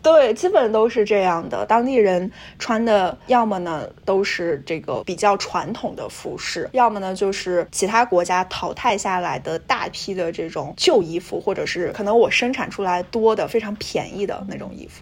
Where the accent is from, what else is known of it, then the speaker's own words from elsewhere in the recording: China; now in United States; 基本上就类似于咱们现在中国的小县城的小县城里面的招待所的情况。